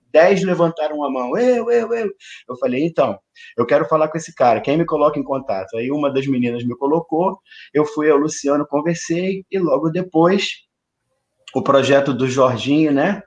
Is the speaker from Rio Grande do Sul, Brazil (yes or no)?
no; São Gonçalo, Rio de Janeiro, Brazil; filho de uma zeladora de santo de São Gonçalo, também nascido e criado aqui